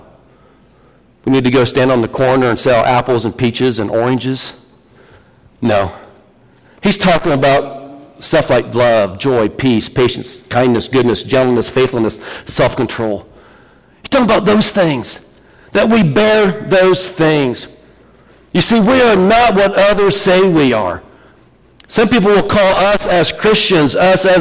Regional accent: Vermillion County / Fountain County, Indiana, United States; we're from America. We're from Vermilion, Fountain County.

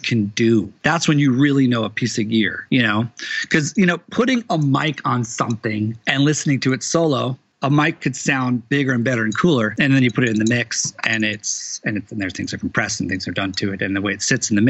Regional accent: Teaneck, New Jersey, United States; my town, Teaneck, New Jersey

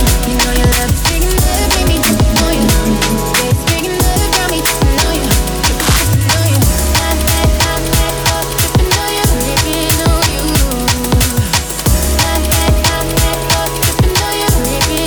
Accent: Dudley, West Midlands, United Kingdom; accent: Dudley; I'm from Dudley

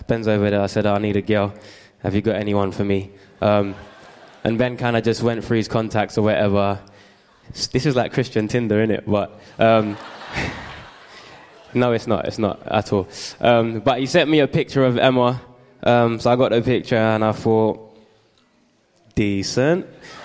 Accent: London, United Kingdom; I grew up in East London

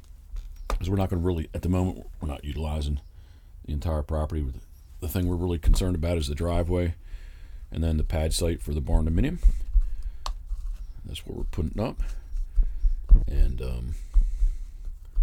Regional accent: Havre de Grace, Maryland, United States; moved away as an adult; I don't currently live in the area, but I was born in Haverty Grace

